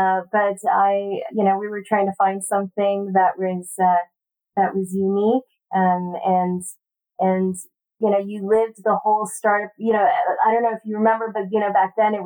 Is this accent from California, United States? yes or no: yes; Palo Alto, California, United States; also born or lived in San Diego; growing up in the Silicon Valley was really great because it also allowed me to go to one of the best public schools in the country, in Palo Alto